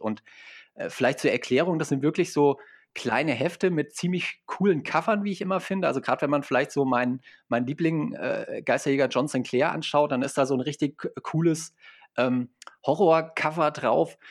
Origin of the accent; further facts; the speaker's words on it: Fulda, Hesse, Germany; ich komme hier aus Fulda, das ist so die Mitte